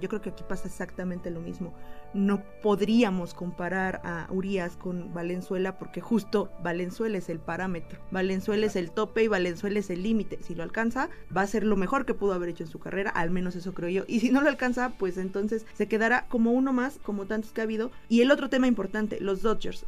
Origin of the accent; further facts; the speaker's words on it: Mexico; en México somos los villamelones